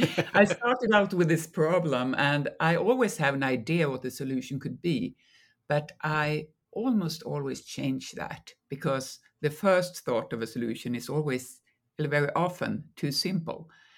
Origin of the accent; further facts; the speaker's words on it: Malmö, Skåne, Sweden; born there; now in Stockholm, Sweden; I mean, I'm from everywhere in Sweden. I was born in Malmö, as you say, but I live in Stockholm now